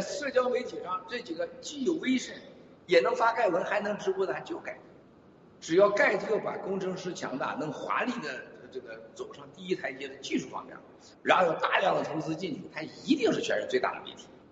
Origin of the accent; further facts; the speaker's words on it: China; moved away; 我说我是大陆来的，但是我说我是反共的，爱台湾的